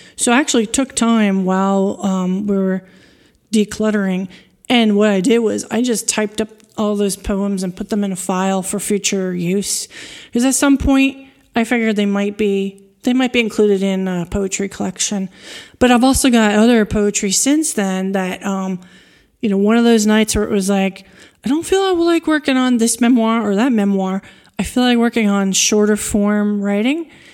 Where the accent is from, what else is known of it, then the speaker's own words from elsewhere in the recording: East Coast, New York, United States; moved away as an adult; also born or lived in Washington, D.C. area; now in France; As someone who grew up on the East Coast in the U S, I'm a New Yorker.